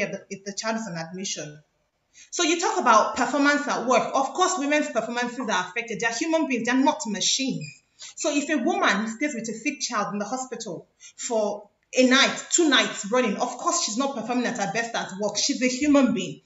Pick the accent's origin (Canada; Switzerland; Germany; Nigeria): Nigeria; by virtue of being Nigerians